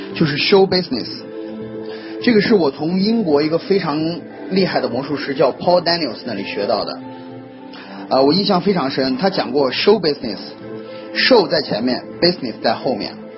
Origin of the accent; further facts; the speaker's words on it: China; 我们中国人